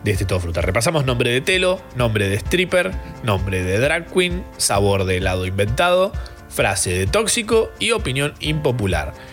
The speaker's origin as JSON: {"language": "Spanish", "town": "Capilla del Monte", "region": "Córdoba", "country": "Argentina", "said": "Capilla del Monte, de donde soy yo, de Córdoba"}